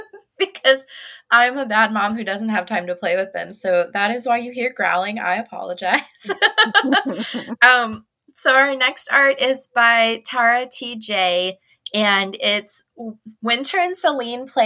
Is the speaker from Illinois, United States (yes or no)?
yes; Illinois, United States; I grew up in Illinois